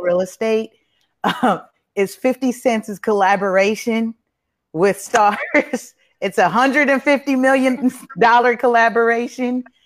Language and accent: English; Los Angeles, California, United States; i grew up on the east side i'm i didn't i wasn't as far as watts but I was off of Avalon and San Pedro